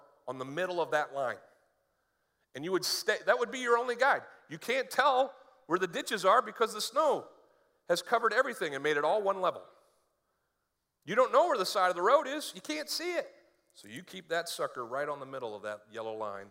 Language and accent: English; northern Maine, United States; moved away; When I was growing up in Maine and learning to drive in Maine, like right now, I think there's a lot of snow on the ground where I used to live in northern Maine